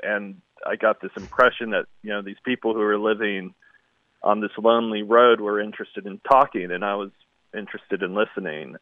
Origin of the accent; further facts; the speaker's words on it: outside of Yosemite Park, California, United States; also born or lived in Paradise, California; early childhood outside of yosemite park